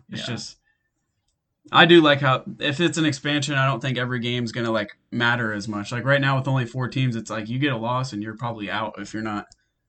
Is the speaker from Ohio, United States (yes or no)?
yes; Columbus, Ohio, United States; I was born in Columbus, Ohio. Grew up in Ohio my whole life. A Buckeye